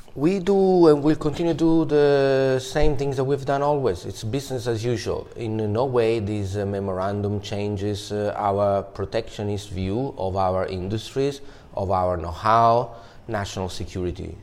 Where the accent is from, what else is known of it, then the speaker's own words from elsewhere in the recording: Palermo, Sicily, Italy; my hometown Palermo